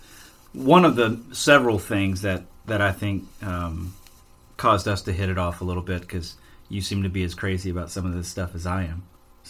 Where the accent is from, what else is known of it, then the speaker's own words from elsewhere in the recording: Alabama, United States; You know, growing up in Alabama and hunting there, I could usually count on one decent buck encounter for the year.